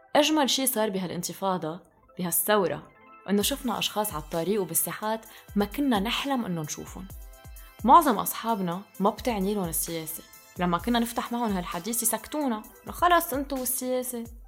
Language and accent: Arabic; Lebanon; نحن لبنانية